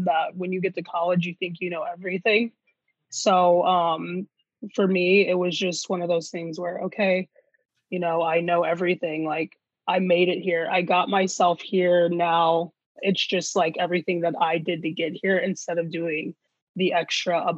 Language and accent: English; Michigan, United States; I'm from Michigan. It's 45 minutes from where my family lives